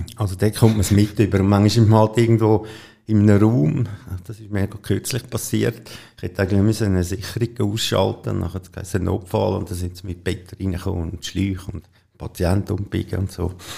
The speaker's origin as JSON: {"language": "German", "town": "Rüti", "region": "Zurich", "country": "Switzerland", "tie": "born or raised there", "also_born_or_lived": "Bubikon", "said": "ich bin in Rüti geboren und am Anfang haben wir noch auf einem Bauernhof gewohnt"}